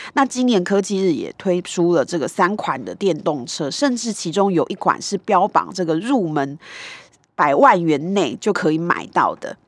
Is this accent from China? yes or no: no; Kaohsiung, Taiwan; 那就是我的故乡